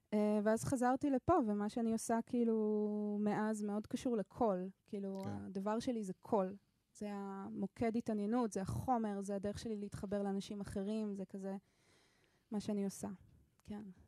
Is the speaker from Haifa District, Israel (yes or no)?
no; Ramat Gan, Tel Aviv District, Israel; also born or lived in Jerusalem / Switzerland / New York; now in Jaffa, Israel; נולדתי בירושלים, גדלתי ברמת גן, תל אביב